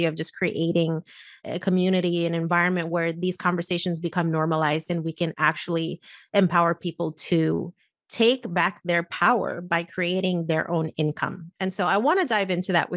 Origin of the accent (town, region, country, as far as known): Puerto Rico